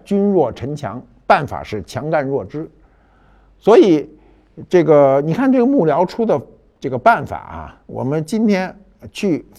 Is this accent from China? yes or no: yes; Beijing, China; 就是我们北京人啊。